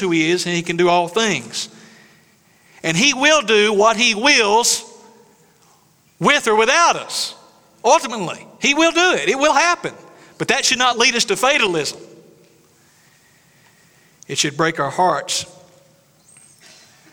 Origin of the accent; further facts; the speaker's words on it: East Tennessee, United States; moved away; I'm from East Tennessee. We got mountains.